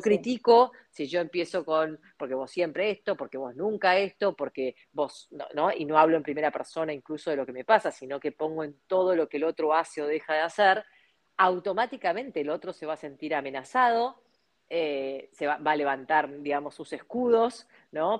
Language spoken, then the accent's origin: Spanish; Argentina; como argentinos, como latinos que somos